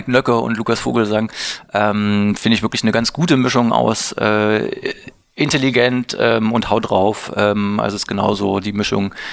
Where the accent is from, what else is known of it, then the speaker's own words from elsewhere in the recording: Leipzig, Saxony, Germany; now in Berlin, Germany; Ich komme aus Leipzig, ähm, wohne mittlerweile in Berlin ähm, und äh, finde aber Berlin die bessere Stadt